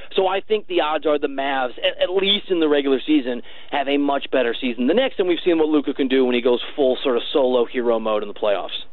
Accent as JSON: {"language": "English", "town": "Chicago", "region": "Illinois", "country": "United States", "also_born_or_lived": "Iowa", "said": "I'm from the Chicago area, like back and forth between Chicago and Iowa"}